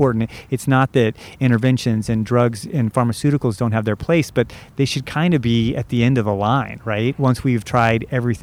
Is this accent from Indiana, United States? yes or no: yes; Southern Indiana, United States; moved away as an adult; also born or lived in Santa Cruz, California; I grew up in Southern Indiana